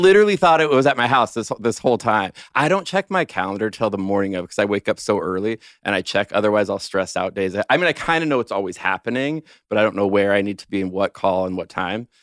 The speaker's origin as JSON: {"language": "English", "town": "Los Angeles", "region": "California", "country": "United States", "tie": "born or raised there", "moved": "as an adult", "said": "I grew up in Los Angeles. I'm a total Southern California boy my whole life"}